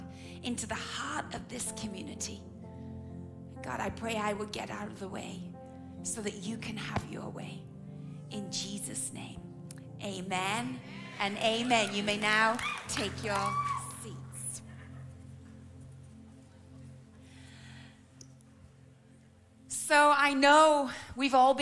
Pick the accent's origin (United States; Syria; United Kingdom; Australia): United Kingdom; England; I'm your English auntie